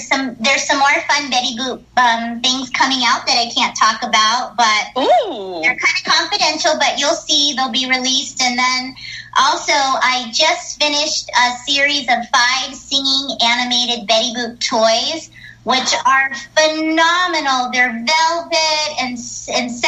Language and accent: English; Pittsburgh, Pennsylvania, United States; moved away as an adult; also born or lived in Florida; right after high school, I moved to Florida. I'm from Pittsburgh.